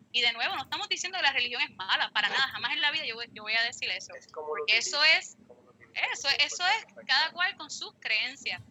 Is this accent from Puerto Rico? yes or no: yes; Fajardo, Puerto Rico; yo soy de Fajardo